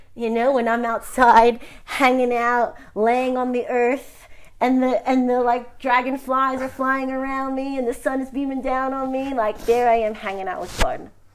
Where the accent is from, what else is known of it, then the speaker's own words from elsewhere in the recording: New York, United States; I'm from New York, Sicilian